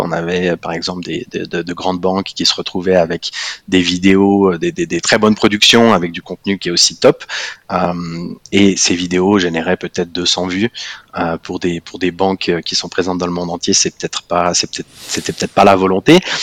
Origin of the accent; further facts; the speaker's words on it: Fribourg, Switzerland; first language French; moved away as an adult; now in Zurich, Switzerland; je suis, euh, je suis fribourgeois, euh, je pense comme tout fribourgeois fier de l'être, euh, expatrié à Zurich